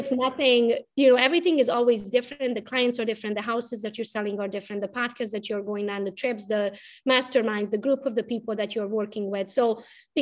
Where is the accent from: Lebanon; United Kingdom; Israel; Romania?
Romania; English is a second language; moved away as an adult; now in Michigan, United States; I was raised in Romania